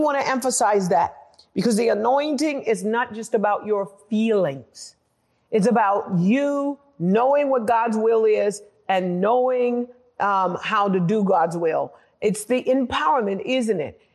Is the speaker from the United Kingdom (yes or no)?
yes; United Kingdom; moved away; also born or lived in United States; I'm actually British American. my culture, I was culturalized in Britain